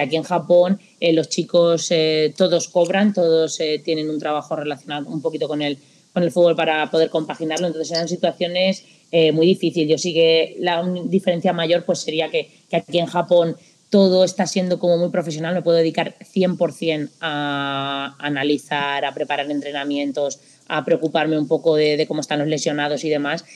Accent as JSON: {"language": "Spanish", "region": "Castilla-La Mancha", "country": "Spain", "moved": "as an adult", "lives_now": "Japan", "said": "Estudié también eh, magisterio en la Universidad de, allí de Castilla-La Mancha, de donde yo soy"}